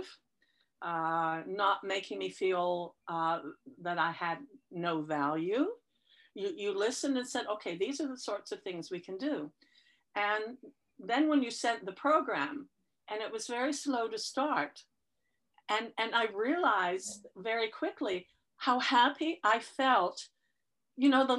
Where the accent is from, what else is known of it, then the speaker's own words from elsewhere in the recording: United Kingdom; moved away; I'm British by birth